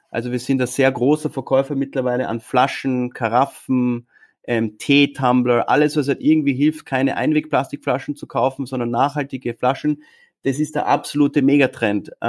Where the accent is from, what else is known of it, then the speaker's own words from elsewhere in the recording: Austria; wundervolle Stadt und wir sind stolze Österreicher.